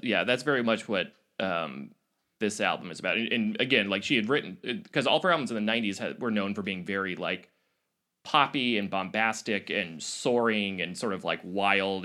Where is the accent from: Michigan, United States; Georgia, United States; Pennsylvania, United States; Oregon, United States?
Oregon, United States; I grew up in Oregon